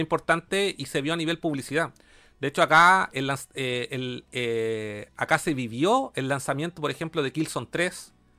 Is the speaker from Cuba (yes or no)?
no; Chile